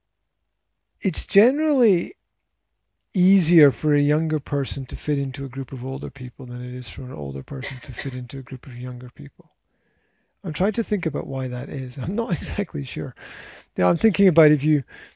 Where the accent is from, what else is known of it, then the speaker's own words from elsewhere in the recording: Scotland, United Kingdom; I'm Scottish